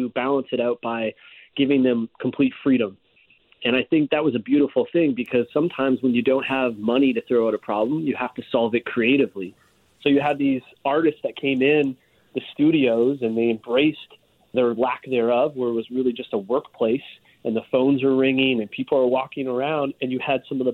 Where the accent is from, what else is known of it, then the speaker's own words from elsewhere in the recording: Hamilton, Ontario, Canada; I grew up in Hamilton